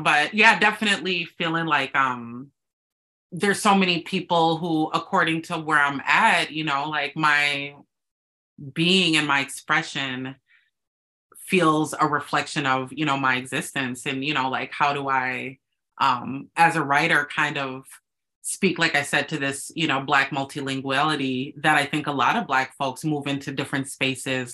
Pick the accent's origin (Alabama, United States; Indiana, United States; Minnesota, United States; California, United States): Minnesota, United States; Minneapolis; I was born in Minneapolis, Minnesota, the middle of the cold